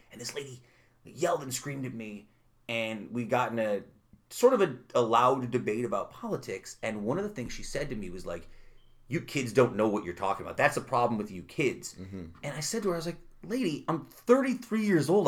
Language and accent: English; Utica, New York, United States; born or raised there; also born or lived in Brooklyn